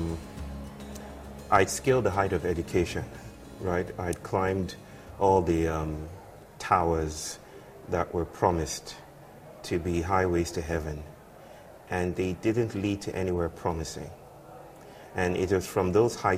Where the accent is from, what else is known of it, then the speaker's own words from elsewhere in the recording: Nigeria; I'm from the Yoruba people from West Africa